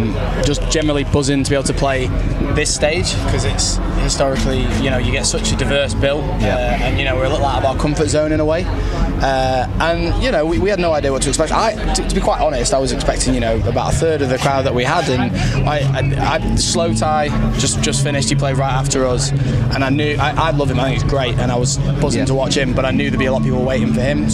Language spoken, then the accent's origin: English; Wales, United Kingdom; Yo, I'm from Wales, mate.